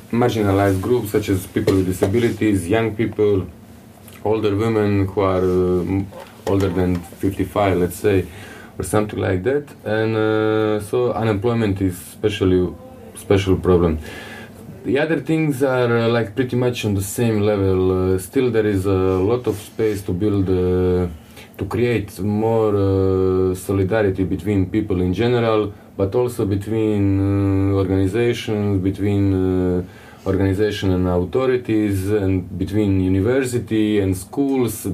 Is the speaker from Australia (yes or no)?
no; Croatia